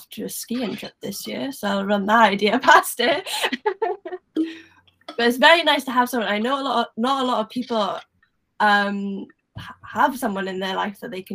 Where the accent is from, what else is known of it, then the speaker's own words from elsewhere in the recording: Wales, United Kingdom; accent: Welsh; my Welsh accent